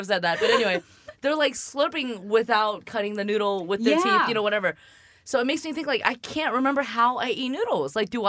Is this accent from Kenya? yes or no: no; Shanghai, China; moved away; So I'm from Shanghai. I was born in Shanghai.